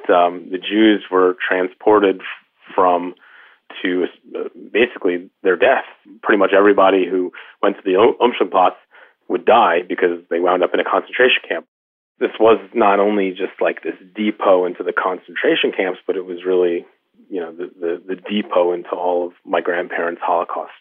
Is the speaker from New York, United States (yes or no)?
yes; New York, United States; I'm a Jew from New York who has known a pretty, you know, easy life